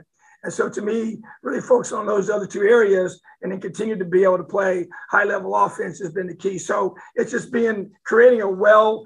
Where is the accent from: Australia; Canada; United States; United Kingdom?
United States; New Castle, Indiana; I'm from Newcastle